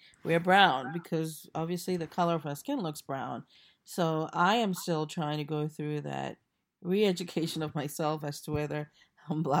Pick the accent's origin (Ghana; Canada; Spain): Ghana; Accra, Greater Accra; moved away as an adult; also born or lived in Cape Coast, Ghana; now in United States; I grew up in Accra, in various parts of the city, as my parents moved around.